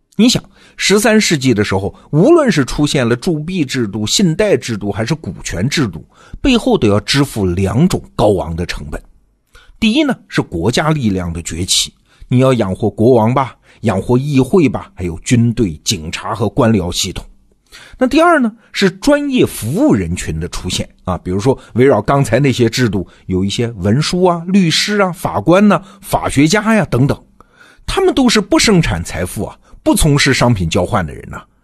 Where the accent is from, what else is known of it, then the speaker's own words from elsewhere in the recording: China; 咱们中国的A股